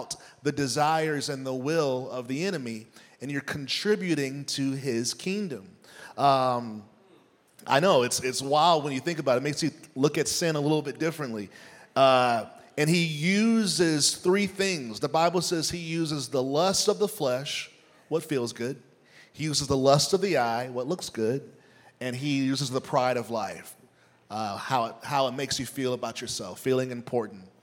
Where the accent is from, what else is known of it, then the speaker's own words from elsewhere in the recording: United States; also born or lived in Nashville, Tennessee; as an American